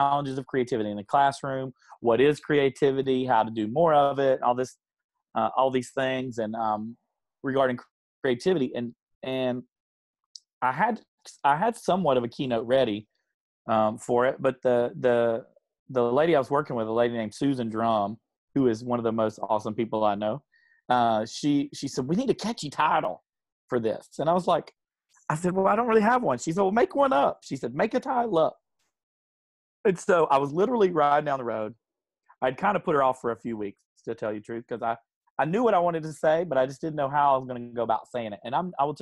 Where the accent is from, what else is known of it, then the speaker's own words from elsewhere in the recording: South Carolina, United States; I'm from South Carolina